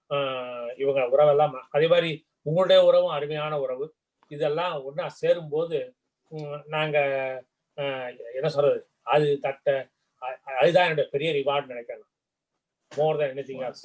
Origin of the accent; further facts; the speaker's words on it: Kumbakonam, Tamil Nadu, India; moved away as an adult; also born or lived in Thanjavur; now in United States; நான் பிறந்து வளர்ந்தது கும்பகோணம் கும்பகோணம் தஞ்சாவூர் மாவட்டத்தில் இருக்கிறது